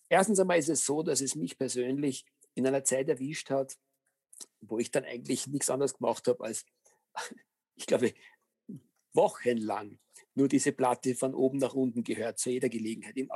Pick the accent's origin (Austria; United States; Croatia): Austria; ich behaupte mal, als Österreicher darf man durchaus äh, sich auf die Fahnen heften